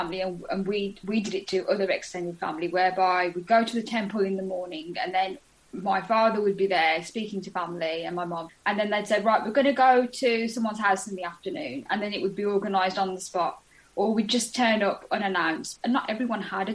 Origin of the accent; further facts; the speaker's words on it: United Kingdom; grow up within in that environment of being British and having a dual heritage